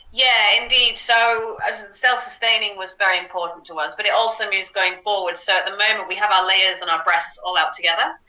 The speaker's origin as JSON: {"language": "English", "country": "United Kingdom", "moved": "yes", "lives_now": "Netherlands", "said": "I'm originally British. Um, live out in the Netherlands now."}